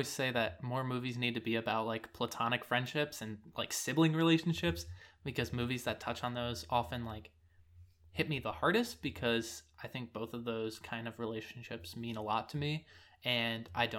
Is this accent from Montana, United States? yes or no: no; San Francisco, California, United States; unless you love it, with it being San Francisco. And I really appreciate that as I've moved away from my hometown and I'm able to look back and kind of miss it.